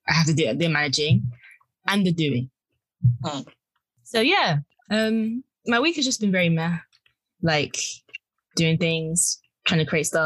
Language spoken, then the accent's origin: English; Nigeria; I'm Nigerian.